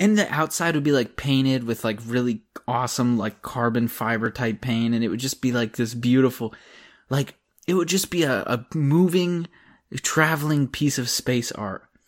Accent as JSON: {"language": "English", "region": "Pennsylvania", "country": "United States", "said": "I'm from Pennsylvania"}